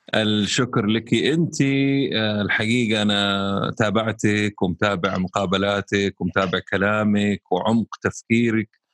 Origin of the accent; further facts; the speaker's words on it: Saudi Arabia; عندنا هنا في السعودية